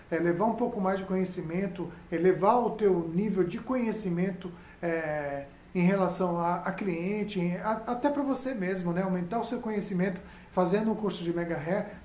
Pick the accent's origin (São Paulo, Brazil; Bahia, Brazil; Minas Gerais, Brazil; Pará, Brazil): São Paulo, Brazil; sou aqui de São Paulo, trabalho e moro aqui, né, em São Paulo